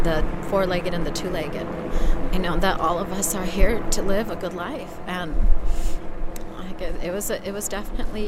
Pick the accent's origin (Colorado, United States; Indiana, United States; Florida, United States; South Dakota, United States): South Dakota, United States; Pine Ridge; now in Phoenix, United States; from Pine Ridge, South Dakota. I currently live and reside in Phoenix, Arizona with my family